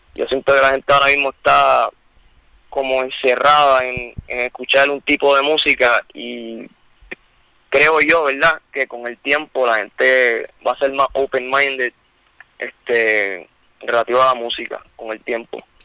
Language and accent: Spanish; Bayamón, Puerto Rico; yo, yo soy de Bayamón, porque no sabes, nosotros vivimos en Bayamón